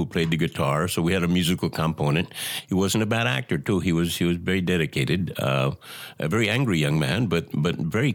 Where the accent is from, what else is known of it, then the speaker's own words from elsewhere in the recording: Delano, California, United States; Delano was where I was born. I was born in Chinatown in Delano